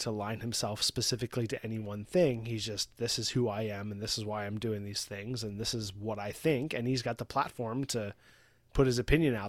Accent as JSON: {"language": "English", "region": "West Coast", "country": "United States", "said": "Like, I'm from the West Coast. So I'm, like, playing up the West Coast thing, you know?"}